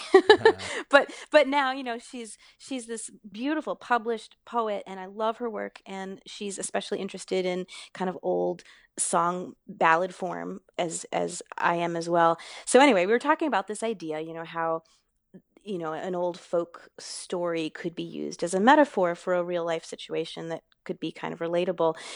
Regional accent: Maine, United States; also born or lived in Boston; I grew up in Maine

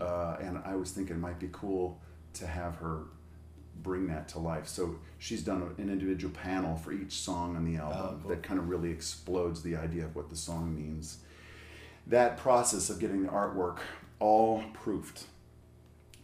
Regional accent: Indianapolis, Indiana, United States; I was born in Indianapolis, Indiana

